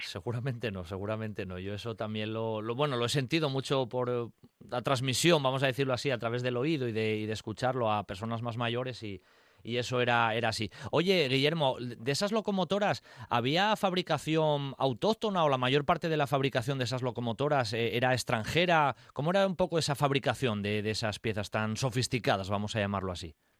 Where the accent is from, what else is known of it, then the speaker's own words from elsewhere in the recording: Riosa, Asturias, Spain; yo soy, soy de Riosa